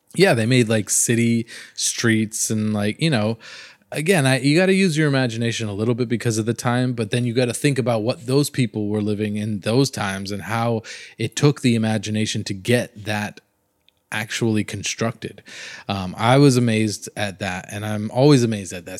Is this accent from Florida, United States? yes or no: yes; Miami area, Florida, United States; I come from Florida and a lot, in Miami area